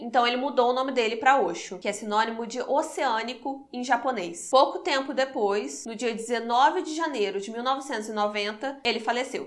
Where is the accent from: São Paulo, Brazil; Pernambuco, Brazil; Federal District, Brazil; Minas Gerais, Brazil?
Minas Gerais, Brazil; Juiz de Fora; somos de Juiz de Fora